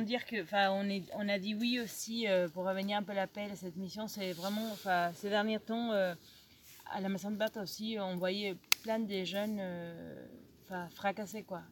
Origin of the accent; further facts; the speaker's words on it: Argentina; French is a second language; moved away as an adult; also born or lived in Marseille, France; now in Lourdes, France; je suis d'origine argentine, je suis en France depuis